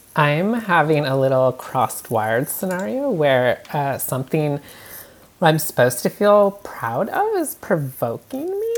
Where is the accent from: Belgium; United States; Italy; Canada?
Canada; moved away; I'm from Canada where I grew up